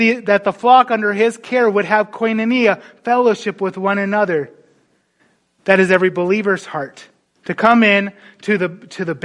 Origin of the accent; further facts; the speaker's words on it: North Dakota, United States; moved away; I grew up in North Dakota.